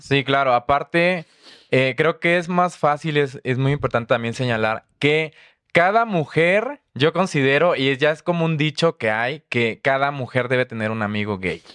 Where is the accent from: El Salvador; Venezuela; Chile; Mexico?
Mexico; the coast of Chiapas; moved away as an adult; also born or lived in Tuxtla Gutiérrez; now in Mexico City, Mexico; soy de la costa de Chiapas, entonces por ahí tenemos ya también un parentesco por ser de la costa de Chiapas. Eh, me fui a vivir a Tuxtla a los 18